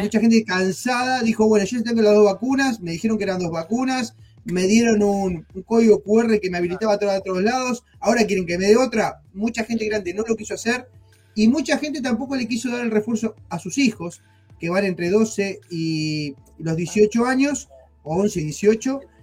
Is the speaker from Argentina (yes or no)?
yes; Argentina; moved away; nosotros somos argentinos, en Argentina